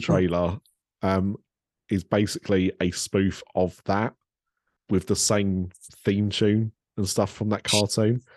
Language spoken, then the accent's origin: English; Ilford, London, United Kingdom; she was born and raised in Ilford. That's where I was born and raised